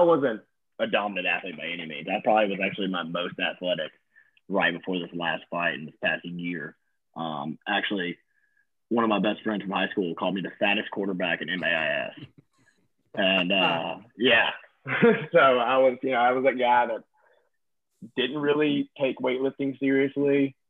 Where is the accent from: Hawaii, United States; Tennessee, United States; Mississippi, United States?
Mississippi, United States; Natchez; moved away as an adult; also born or lived in Breckenridge, Colorado; now in Hattiesburg, United States; I'm from Natchez, Mississippi. Natchez, um, small town, yeah, small town, Southwest Mississippi, right on the river. Um, yeah, I was there for 18 years of my life